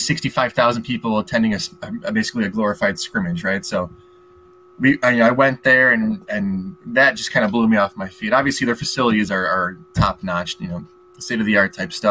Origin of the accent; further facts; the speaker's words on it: Illinois, United States; I grew up in Illinois.